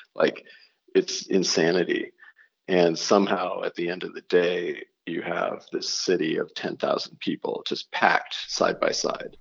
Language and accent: English; Oregon, United States; also born or lived in California / New York / Baton Rouge, Louisiana; now in north of New York City, United States; the town I grew up in in Oregon